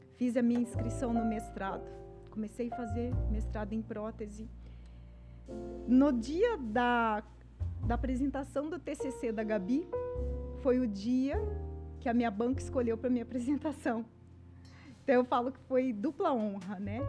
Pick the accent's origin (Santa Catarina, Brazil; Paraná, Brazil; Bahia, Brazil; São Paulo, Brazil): São Paulo, Brazil; Palmeira d'Oeste; now in Campinas, Brazil; eu nasci em Palmeira do Oeste, que é uma cidade no interior de São Paulo, perto de próximo a Rio Preto